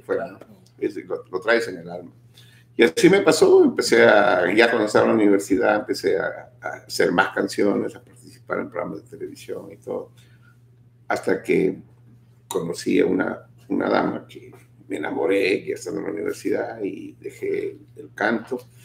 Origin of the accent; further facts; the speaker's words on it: Lima, Peru; moved away; participaba en varios programas en mi país, en Lima, en los programas juveniles de ese tiempo.